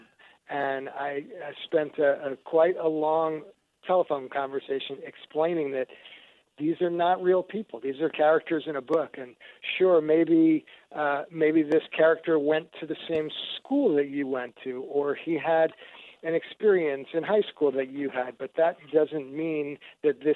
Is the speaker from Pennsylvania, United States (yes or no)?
no; New York, United States; now in Portland, United States; I grew up back in New York, my brother and I, thinking we were 100% Jewish